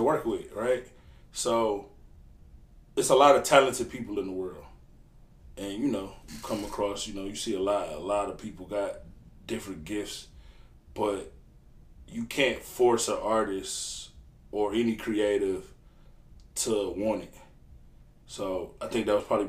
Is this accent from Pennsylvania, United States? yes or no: no; Detroit, Michigan, United States; I'm from Detroit, Michigan, east side